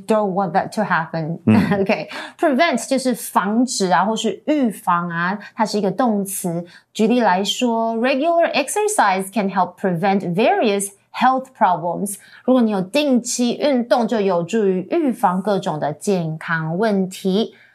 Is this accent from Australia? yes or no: yes; Queensland, Australia; I grew up in Queensland